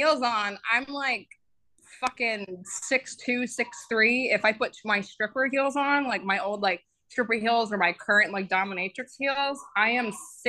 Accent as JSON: {"language": "English", "region": "the South", "country": "United States", "said": "I'm from the South."}